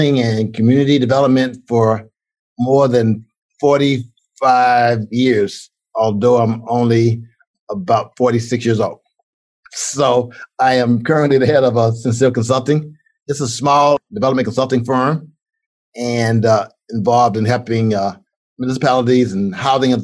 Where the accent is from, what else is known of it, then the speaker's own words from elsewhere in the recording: Alabama, United States; moved away; I grew up in Alabama, was born in 1952.